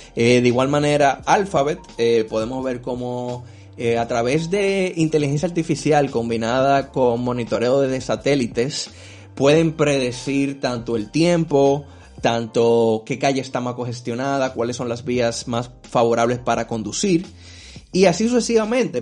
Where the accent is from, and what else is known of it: Dominican Republic